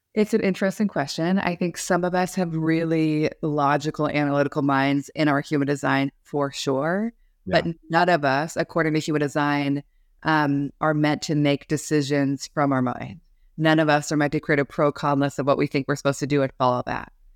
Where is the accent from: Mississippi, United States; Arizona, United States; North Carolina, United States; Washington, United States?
Washington, United States; Seattle; moved away; also born or lived in New York City; I grew up in Seattle, Washington